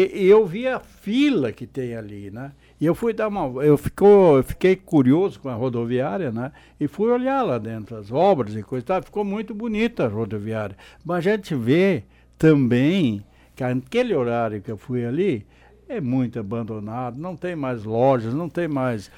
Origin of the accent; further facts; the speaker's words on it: Vale do Sol, Rio Grande do Sul, Brazil; quem se criou no interior, como eu me criei lá em Trombudo na época, hoje Vale do Sol